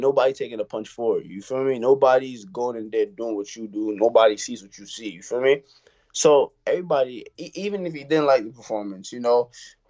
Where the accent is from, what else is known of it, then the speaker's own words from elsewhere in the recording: New York City, New York, United States; the way how we grew up out here